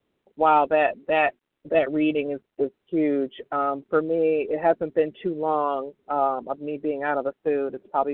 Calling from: Michigan, United States; B as in boy, W as in William, and I'm calling in from Michigan

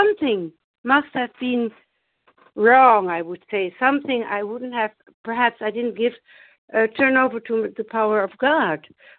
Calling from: Germany; I'm compulsive overeating in recovery, and I'm calling from Germany.

